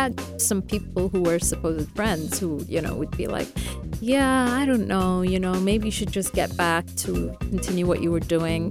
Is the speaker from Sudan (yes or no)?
yes; Khartoum, Sudan; born there; See, I was born in Sudan, in Khartoum.